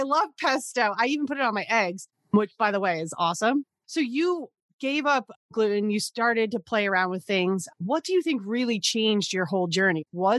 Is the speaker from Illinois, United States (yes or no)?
no; New Jersey, United States; I grew up in New Jersey. And not only are we all about the tomatoes, we're all about the pasta, the sauce, yes, you know, everything. I'm Italian.